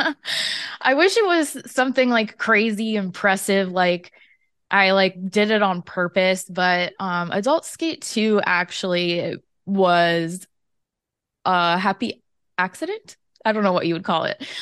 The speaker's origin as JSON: {"language": "English", "region": "Florida", "country": "United States", "said": "I'm from Florida"}